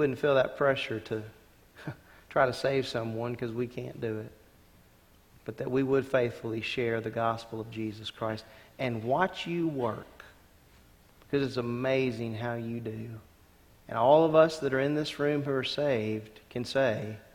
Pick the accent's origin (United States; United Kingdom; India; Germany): United States; Louisiana; growing up in Louisiana, we had every summer 5-day clubs